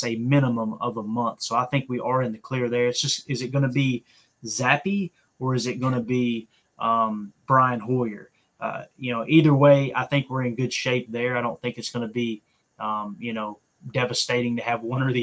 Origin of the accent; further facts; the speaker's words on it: Kentucky, United States; I'm from Kentucky